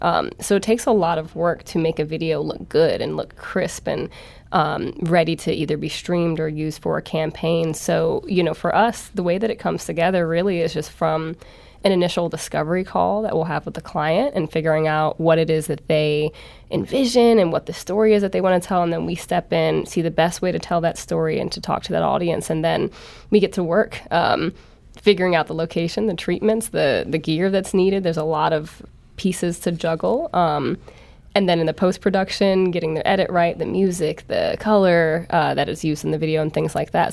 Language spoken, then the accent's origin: English; St. Louis, Missouri, United States; also born or lived in New Orleans / Chicago; I'm born and raised in Saint Louis